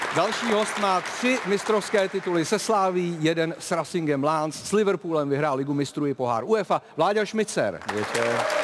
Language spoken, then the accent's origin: Czech; Prague, Czechia; narodil jsem se na Žižkově a od eh, školky až po vysokou školu jsem prostě byl Žižkovák